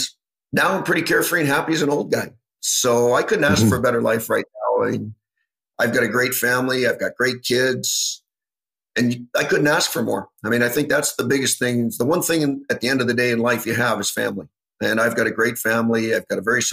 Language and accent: English; Canada; growing up in Canada